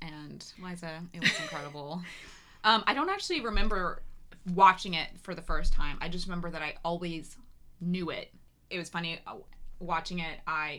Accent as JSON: {"language": "English", "region": "the South", "country": "United States", "accent": "Southern", "said": "even when I moved out here and I spent a lot of time, like, training myself out of my Southern accent."}